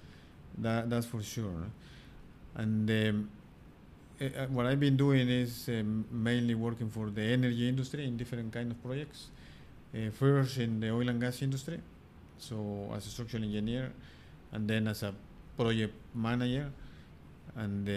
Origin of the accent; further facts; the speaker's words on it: Puebla, Mexico; English is a second language; moved away as an adult; also born or lived in Sheffield, United Kingdom / Aberdeen, Scotland / Madrid, Spain; I was born in Puebla